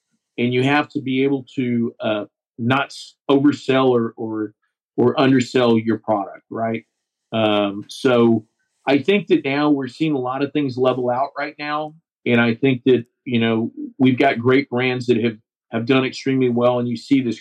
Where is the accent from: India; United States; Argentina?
United States; Seguin, Texas; I've got an office in my hometown of Seguin, which is between Austin and San Antonio, Texas